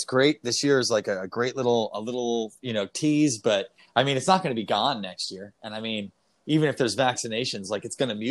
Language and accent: English; New Jersey, United States; moved away as an adult; also born or lived in Los Angeles; I'm from New Jersey